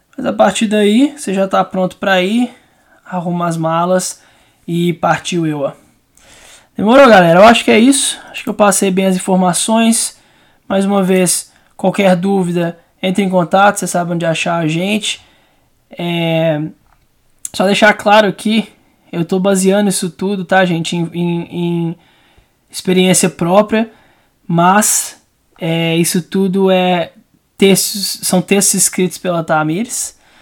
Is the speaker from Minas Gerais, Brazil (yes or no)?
yes; Belo Horizonte, Minas Gerais, Brazil; Eu sou de Belo Horizonte